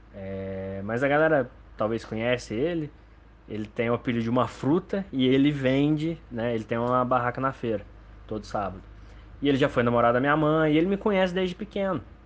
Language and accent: Portuguese; Lambari, Minas Gerais, Brazil; Cachoeira do Roncador, em Lambari, Minas Gerais, é minha cidade natal